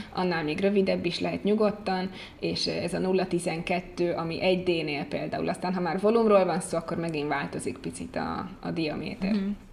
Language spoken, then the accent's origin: Hungarian; Hungary; moved away as an adult; now in Italy; amikor Magyarországon vagyok, magyarként viselkedem